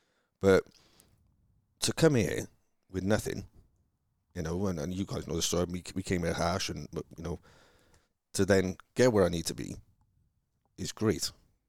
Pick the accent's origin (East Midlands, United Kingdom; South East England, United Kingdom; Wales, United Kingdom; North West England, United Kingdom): Wales, United Kingdom; Cardiff; moved away as an adult; now in United States; growing up where I grew up in Cardiff, is amazing, because where we grew up, I think the national average income is 30 grand a year.